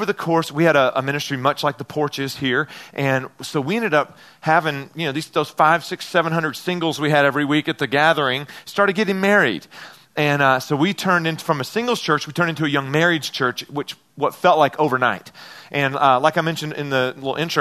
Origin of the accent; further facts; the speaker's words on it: Memphis, Tennessee, United States; I'm from Memphis, Tennessee